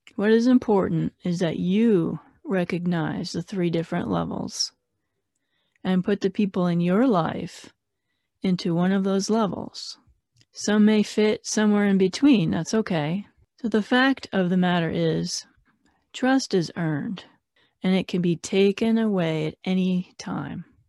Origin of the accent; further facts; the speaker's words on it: Phoenix, Arizona, United States; I'm from Phoenix